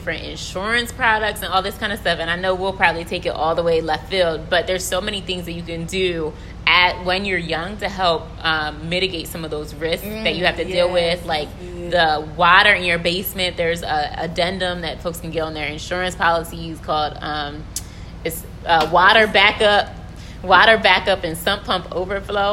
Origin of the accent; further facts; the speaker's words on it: outside of Lincoln University, Pennsylvania, United States; moved away as an adult; now in Baltimore, United States; I'm originally from outside of Lincoln University, so in Pennsylvania